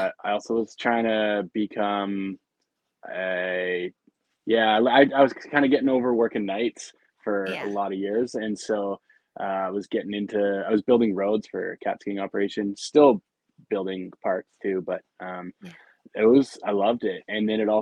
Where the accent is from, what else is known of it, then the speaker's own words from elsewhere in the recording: Calgary, Alberta, Canada; I grew up in Calgary